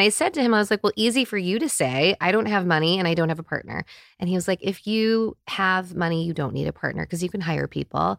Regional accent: United States; I'm in my forties and I grew up in America

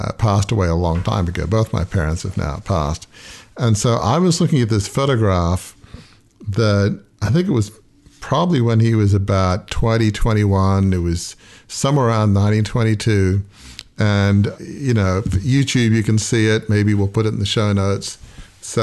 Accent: Sydney, New South Wales, Australia; moved away; The house where I grew up in Fairwater

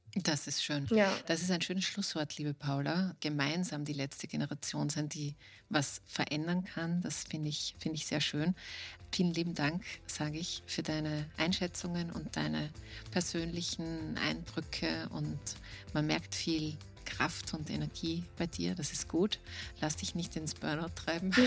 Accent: Austria

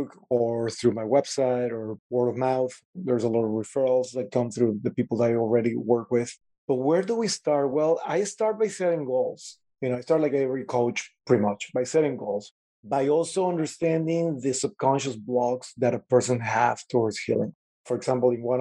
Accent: Venezuela; born in Venezuela, right on the Caribbean

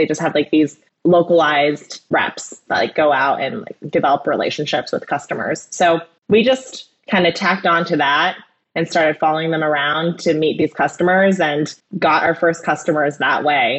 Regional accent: Ohio, United States; I grew up in Ohio.

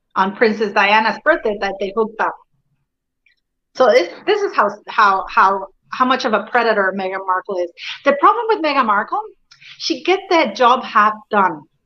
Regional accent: Canada; I am Canadian. You know, we, we grew up with the monarchy as well

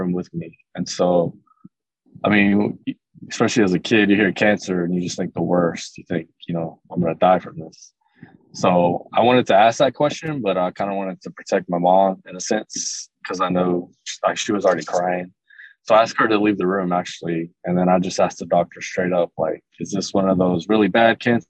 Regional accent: Everman, Texas, United States; also born or lived in Joshua, Texas; I grew up in Everman, which was maybe 10, 15 minutes from the town that we moved to right before I got into eighth grade

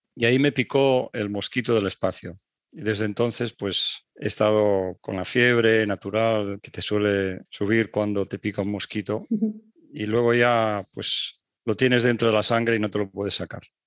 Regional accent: Barcelona, Catalonia, Spain; moved away as an adult; also born or lived in Paris, France / Strasbourg, France / Netherlands; En la época en la que yo viví y me crié en España no era fácil salir fuera

